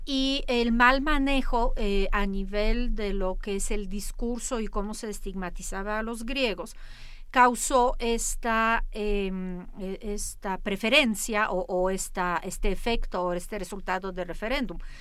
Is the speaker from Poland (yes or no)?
yes; Poland; moved away; yo soy polaca